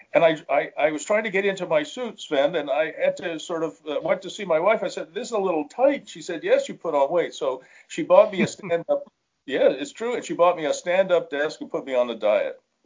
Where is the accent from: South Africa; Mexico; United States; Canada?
Canada; also born or lived in Ottawa; we also have a very different culture. We're more European than we are American